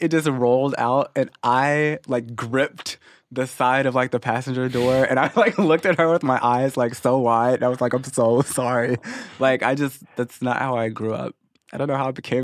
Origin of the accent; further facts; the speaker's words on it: Missouri, United States; moved away as an adult; also born or lived in Arkansas; now in Los Angeles, United States; I moved to Missouri when I was six, and then I was there ever since until about two and a half years ago when I moved to LA.